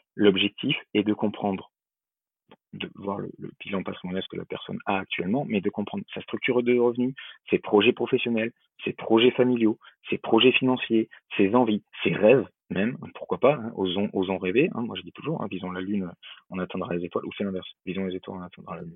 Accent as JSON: {"language": "French", "town": "Bordeaux", "region": "Nouvelle-Aquitaine", "country": "France", "also_born_or_lived": "Lyon", "moved": "yes", "said": "je suis bordelais d'origine, donc le truc que tout le monde appelle pain au chocolat, chez moi c'est une chocolatine"}